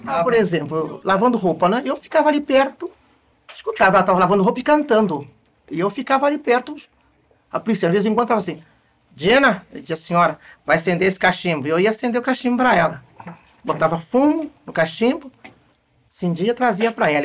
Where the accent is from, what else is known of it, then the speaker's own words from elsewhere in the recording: Valença, Rio de Janeiro, Brazil; Nasci no estado do Rio, em Valença